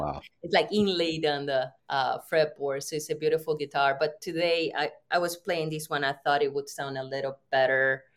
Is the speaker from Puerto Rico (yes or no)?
yes; Puerto Rico; I'm from Puerto Rico